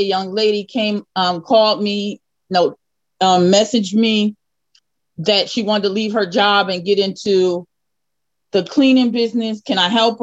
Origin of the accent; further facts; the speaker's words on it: New Jersey, United States; I'm from Jersey as well